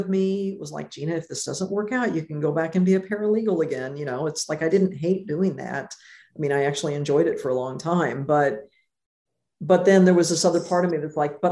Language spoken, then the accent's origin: English; Jefferson City, Missouri, United States; moved away as an adult; now in Los Angeles, United States; I grew up in Jefferson City